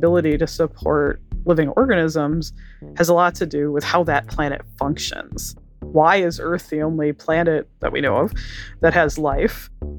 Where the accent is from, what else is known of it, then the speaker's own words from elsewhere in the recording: Wisconsin, United States; I grew up in Wisconsin, so I'm used to winter